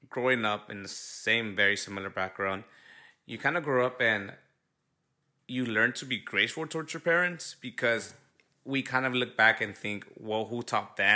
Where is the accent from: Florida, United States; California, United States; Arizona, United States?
California, United States; Los Angeles; I live in the border of like almost South Central. Yeah. I mean, I was born and raised in South Central